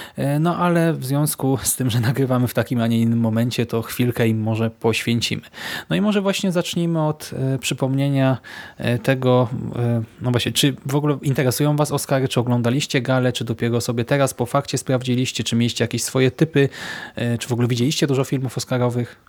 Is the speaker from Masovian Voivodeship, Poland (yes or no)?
no; Łódź, Łódź Voivodeship, Poland; u nas w Łodzi